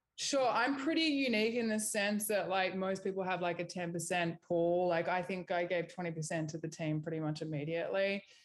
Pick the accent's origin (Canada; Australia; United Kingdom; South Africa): Australia; moved away as an adult; also born or lived in New York; now in Los Angeles, United States; I'm Australian